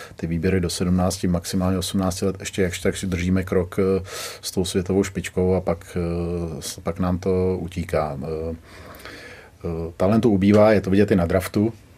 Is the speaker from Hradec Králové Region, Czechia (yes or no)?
no; Litoměřice, Ústí nad Labem Region, Czechia; also born or lived in Kladno; já jsem z Litoměřic, což je na severu Čech